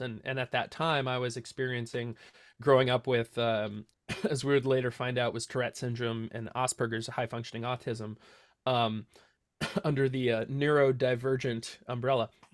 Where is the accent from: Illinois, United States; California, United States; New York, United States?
California, United States; Santa Cruz; now in Watsonville, United States; born and raised in Santa Cruz, grew up in the same house for my entire life